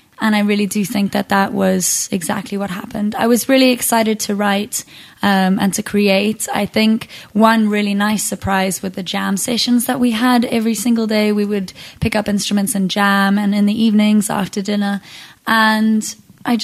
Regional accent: Zimbabwe; I grew up in a musical household. I grew up in Zimbabwe.

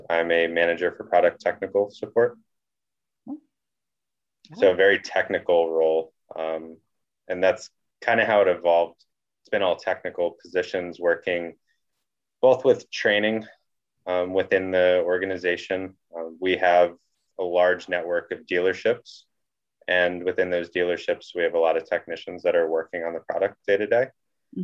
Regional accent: Northeast Pennsylvania, United States; also born or lived in Williamsport, Pennsylvania; I am originally from Northeast Pennsylvania and born, bred, raised, the whole deal

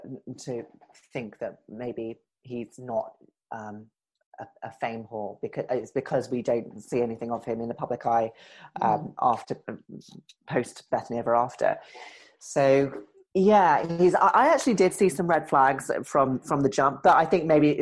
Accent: New York, United States; I just talk and I say how it is. You know, I'm a New Yorker. I yell at you, you know?

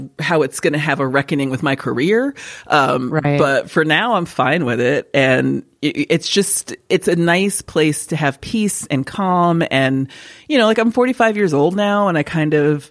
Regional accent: upstate New York, United States; moved away as an adult; also born or lived in Los Angeles; I moved back to my hometown in upstate New York

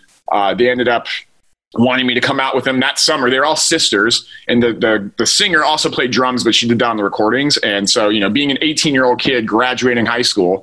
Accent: Utah, United States; now in Los Angeles, United States; I live in Los Angeles now. We're both from Utah

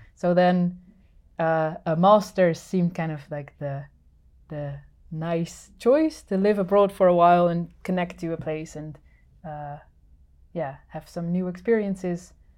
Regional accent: Netherlands; moved away as an adult; now in Finland; I'm originally from the Netherlands and have been living in Finland for, uh, eight years now.

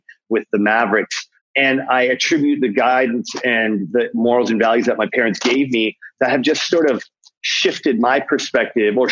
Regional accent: Toronto, Ontario, Canada; growing up in Scarborough, this rough part of Toronto

